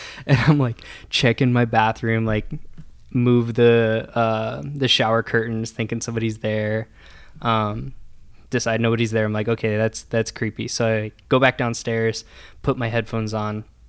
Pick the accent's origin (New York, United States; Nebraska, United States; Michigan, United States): Nebraska, United States; Columbus; now in Omaha, United States; I grew up in Columbus, Nebraska